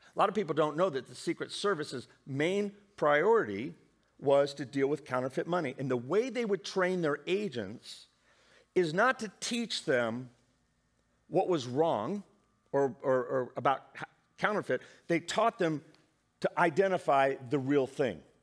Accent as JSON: {"language": "English", "region": "Indiana", "country": "United States", "tie": "born or raised there", "said": "I love growing up in the Midwest in Indiana"}